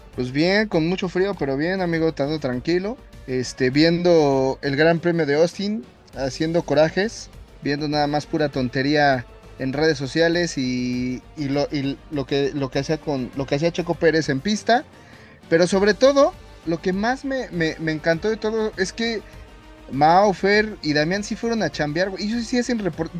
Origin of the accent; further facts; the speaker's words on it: Mexico; nosotros como mexicanos